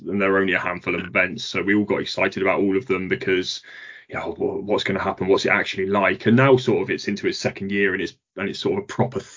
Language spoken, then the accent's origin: English; United Kingdom; as British fans